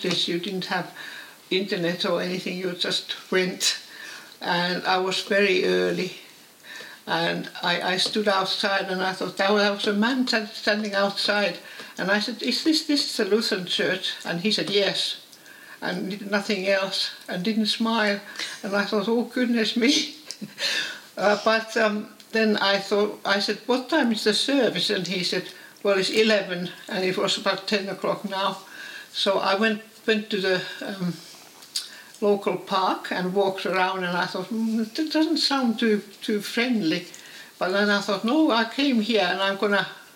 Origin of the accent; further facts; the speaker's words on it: Finland; moved away as an adult; now in England; I'm from Finland